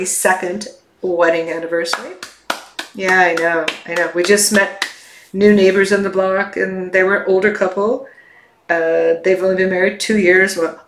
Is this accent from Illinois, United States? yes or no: yes; Chicago, Illinois, United States; I grew up in the Chicago area